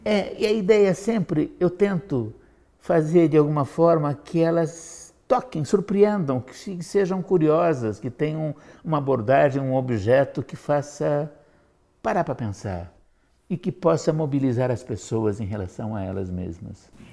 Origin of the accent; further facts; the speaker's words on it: Curitiba, Paraná, Brazil; Eu sou curitibano, embora não nascido. Eu digo que nasci aqui